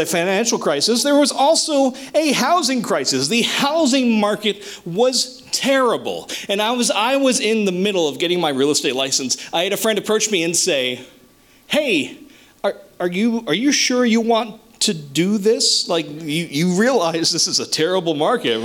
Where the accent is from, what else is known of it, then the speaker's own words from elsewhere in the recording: New Jersey, United States; moved away as an adult; now in Ocean County, New Jersey, United States; I grew up way, way, way up in North Jersey, the very boonies